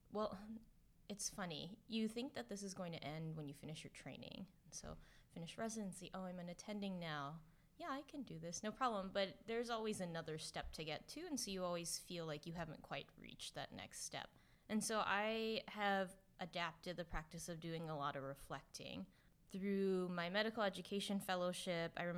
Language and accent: English; California, United States; I'm from California, so I'm really happy and feel very grateful to be working in California